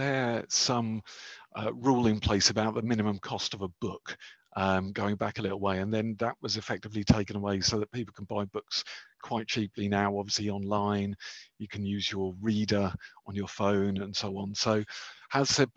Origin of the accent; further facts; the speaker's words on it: Felixstowe, East of England, United Kingdom; I grew up in Felixstowe